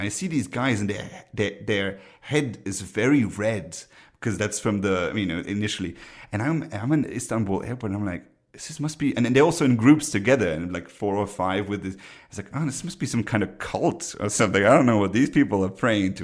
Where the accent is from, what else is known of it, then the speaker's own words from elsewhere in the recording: Luxembourg; moved away; My home country, Luxembourg